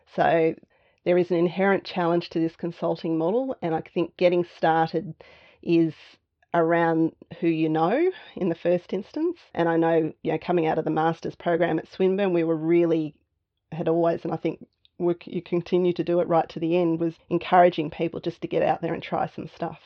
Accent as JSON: {"language": "English", "town": "Canberra", "region": "Australian Capital Territory", "country": "Australia", "tie": "born or raised there", "also_born_or_lived": "Melbourne", "moved": "as an adult", "said": "So I grew up in Canberra. So, moving to Melbourne in my early 20s"}